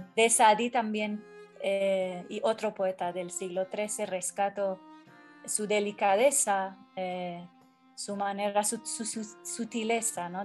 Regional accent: Tehran, Tehran Province, Iran; Spanish is a second language; moved away as an adult; also born or lived in Kermanshah, Iran; yo nací em, en Irán, en la ciudad de Kermanshah, al oeste. Entonces eh, ahí viví eh, más adelante en Teherán, 23 eh, años de mi vida.

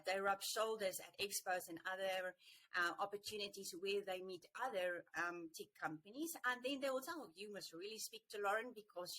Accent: South Africa; being a South African

